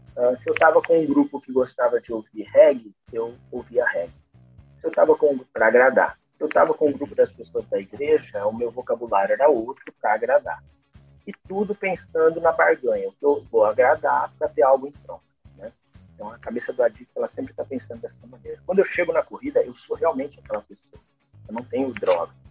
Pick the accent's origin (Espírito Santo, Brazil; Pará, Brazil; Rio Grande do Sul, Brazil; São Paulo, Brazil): São Paulo, Brazil; interior of; accent: caipira (rolled R of interior São Paulo); eu moro no interior de São Paulo, né? então percebi pelo meu sotaque carregado de porta